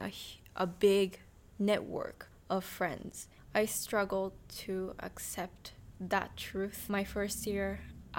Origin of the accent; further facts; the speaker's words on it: Tokyo, Japan; English is a second language; high school, which was a small international school in Tokyo. It's called New International School. I was in a public school for elementary school